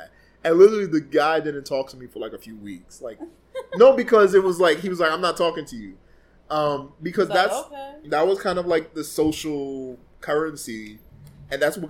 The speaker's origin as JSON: {"language": "English", "country": "Jamaica", "said": "As a Jamaican"}